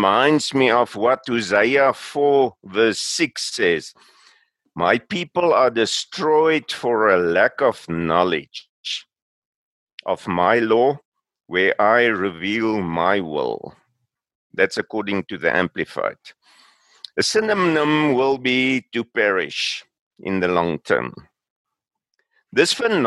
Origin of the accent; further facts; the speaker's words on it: South Africa; also born or lived in Pretoria; I'm from South Africa